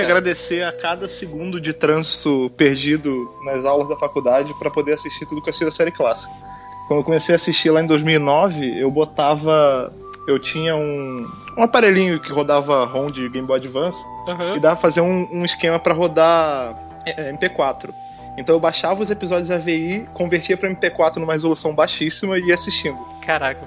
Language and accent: Portuguese; Rio de Janeiro, Brazil; moved away as an adult; now in São Paulo, Brazil; como sou de lá, né, do Rio